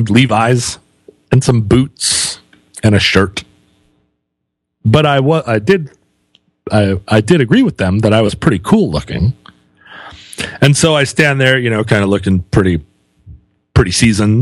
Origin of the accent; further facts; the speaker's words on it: United States; I'm American.